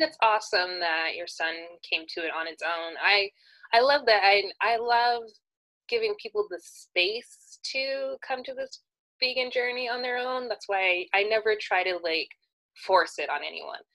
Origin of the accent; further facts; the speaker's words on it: California, United States; I was born and raised in California